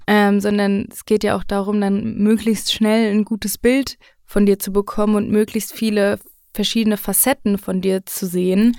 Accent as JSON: {"language": "German", "town": "Mainz", "region": "Rhineland-Palatinate", "country": "Germany", "tie": "born or raised there", "said": "ich komme aus Mainz. Mhm. Ähm, da bin ich noch nicht weggezogen. Ich bin dort aufgewachsen"}